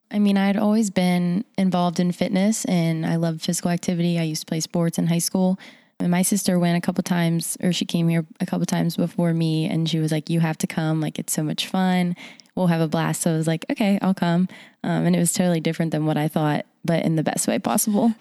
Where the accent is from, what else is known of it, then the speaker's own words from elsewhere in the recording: Morgantown, West Virginia, United States; I am from here, Morgantown, West Virginia.